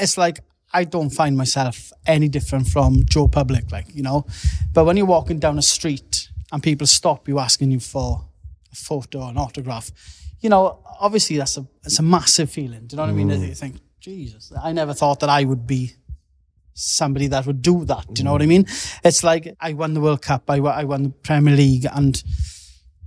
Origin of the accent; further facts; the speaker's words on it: Wales, United Kingdom; being Welsh as well, the support we get from Wales